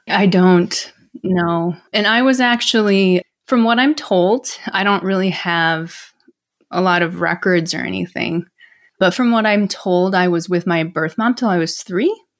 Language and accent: English; Milwaukee, Wisconsin, United States; also born or lived in Seoul, South Korea; from Milwaukee, Wisconsin, actually. I grew up in the Midwest.